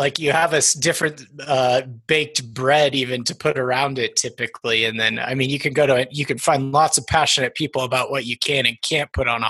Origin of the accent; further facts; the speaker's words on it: Longmont, Colorado, United States; Yeah, well, I feel like I'm a Longmont native, but I'm not technically. I was born into the Air Force life. My father was a major in the Air Force, so I've lived a little bit of everywhere, but we landed in Colorado when I was 9